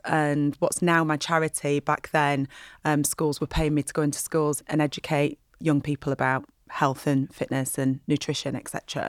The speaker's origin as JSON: {"language": "English", "town": "Burnley", "region": "North West England", "country": "United Kingdom", "said": "And because I'm from Burnley, I'm sure the guy who does that advert is from Burnley. And my accent's changed a bit over the years."}